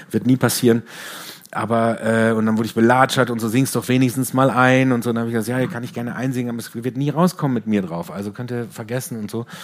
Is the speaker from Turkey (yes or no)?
no; Germany; In, in, äh, als Deutscher äh, äh in den 90ern, da gab es, glaube ich, ich glaube, nur … hatten, glaube ich, einen Riesenhit in Amerika